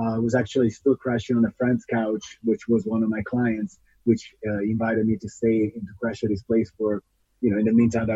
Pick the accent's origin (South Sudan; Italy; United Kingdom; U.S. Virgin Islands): Italy; moved away as an adult; now in United States; I'm an Italian ultra runner. I was actually born and raised in Italy. And then in 2007, that's about when I was 24 years old, I decided to leave the country to move to the United States.